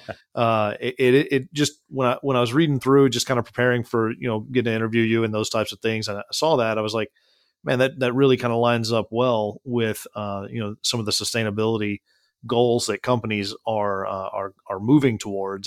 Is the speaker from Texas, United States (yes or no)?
yes; Midland, Texas, United States; I was born and raised in Midland, Texas